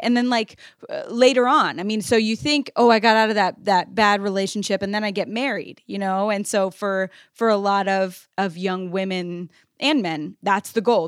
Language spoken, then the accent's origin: English; United States; the privilege I was living with as an American kid